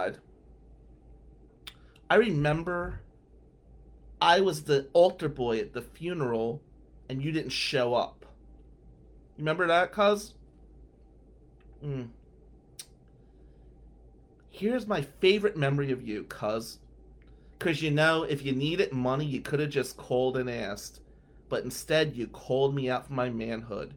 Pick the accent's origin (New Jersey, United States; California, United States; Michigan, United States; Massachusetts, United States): Michigan, United States; Owosso; I'm from fucking Ducktown, right? I am from 109 North Willow Avenue. And as you know, being small and being white in goddamn Ducktown in the 90s